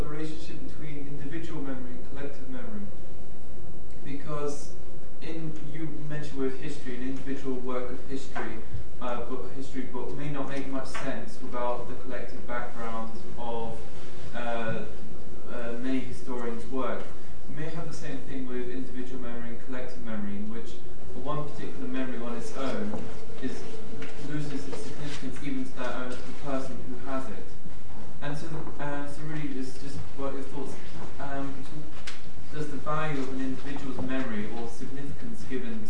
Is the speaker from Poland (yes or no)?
yes; Poland; moved away; I come from Poland